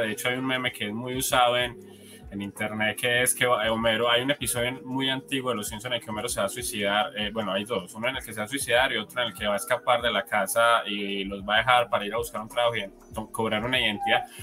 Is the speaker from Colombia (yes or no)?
yes; Colombia; aquí, por ejemplo, en mi país, en Colombia